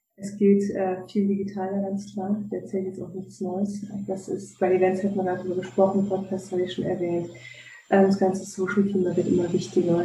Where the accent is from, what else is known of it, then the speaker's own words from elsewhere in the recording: Cologne, North Rhine-Westphalia, Germany; moved away; ich komme eigentlich aus Köln, ne? Rheinländer